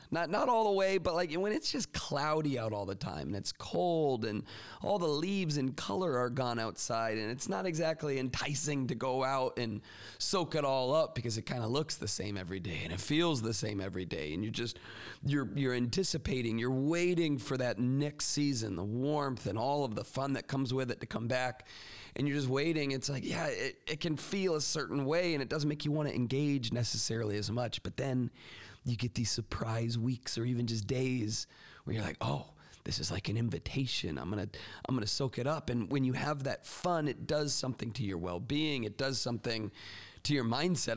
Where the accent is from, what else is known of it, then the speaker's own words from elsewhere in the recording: Florida, United States; now in Michigan, United States; my home state of Florida